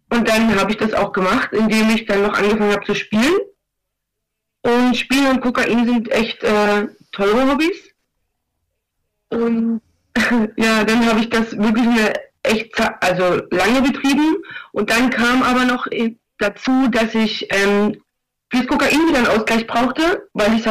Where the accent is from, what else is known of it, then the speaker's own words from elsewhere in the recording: eastern Germany, Germany; Das Lustige ist, ich komme, also ich komme aus dem Osten, ich bin hierher gekommen, ich hatte noch nie was mit Drogen zu tun gehabt.